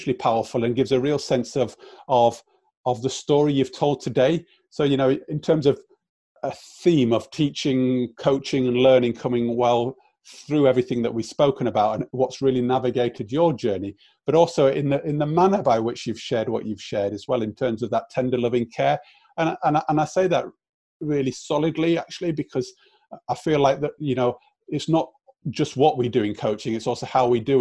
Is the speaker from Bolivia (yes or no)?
no; South Africa; Born and brought up in South Africa